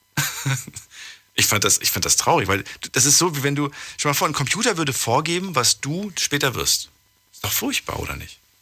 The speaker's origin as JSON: {"language": "German", "town": "Frankfurt", "region": "Hesse", "country": "Germany", "said": "Ich komme aus Frankfurt"}